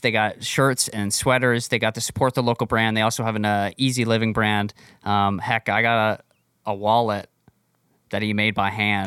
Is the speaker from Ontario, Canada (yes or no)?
yes; Barrie, Ontario, Canada; my hometown, Barrie, Ontario